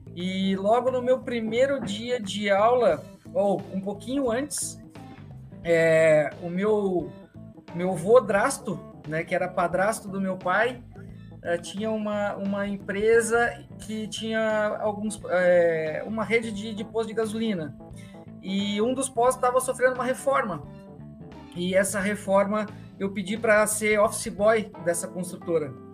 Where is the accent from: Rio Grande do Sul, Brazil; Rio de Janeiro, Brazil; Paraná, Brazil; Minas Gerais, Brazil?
Rio Grande do Sul, Brazil; moved away; also born or lived in Curitiba; Sou, sou gaúcho, nasci no Rio Grande do Sul